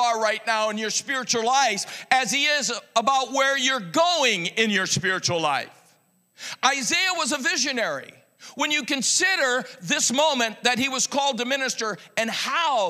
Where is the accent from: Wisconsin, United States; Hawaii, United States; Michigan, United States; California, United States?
Michigan, United States; I'm from Michigan.